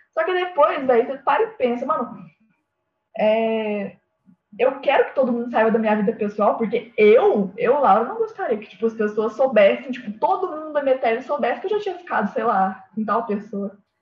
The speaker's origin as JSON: {"language": "Portuguese", "region": "Minas Gerais", "country": "Brazil", "accent": "mineiro", "said": "eu falei bem mineiro agora"}